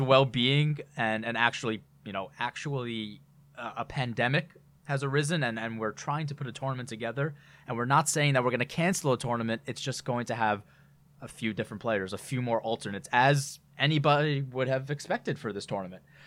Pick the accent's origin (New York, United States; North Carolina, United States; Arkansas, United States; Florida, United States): New York, United States; being a New Yorker